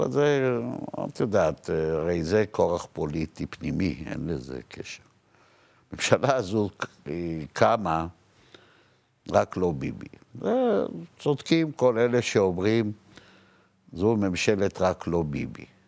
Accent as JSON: {"language": "Hebrew", "town": "Jerusalem", "region": "Jerusalem District", "country": "Israel", "tie": "born or raised there", "said": "אני גדלתי ברחביה, אני מהשכונה של השופטים."}